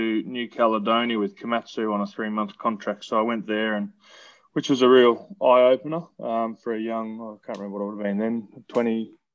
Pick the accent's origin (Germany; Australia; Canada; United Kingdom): Australia; Brisbane, Queensland; also born or lived in Newcastle, New South Wales; I was born in Newcastle in Belmont down there. But then we moved back to Queensland when I was about six. Grew up here and always been kind of western suburbs of Brisbane